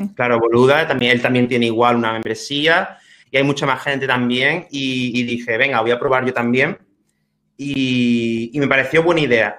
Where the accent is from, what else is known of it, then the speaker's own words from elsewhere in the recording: Spain; also born or lived in Manchester, England; me fui a, Inglaterra, como, mucha gente, como muchos españoles